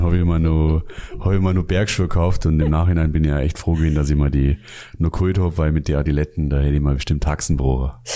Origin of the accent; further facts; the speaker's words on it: Munich, Bavaria, Germany; moved away; ich komme aus München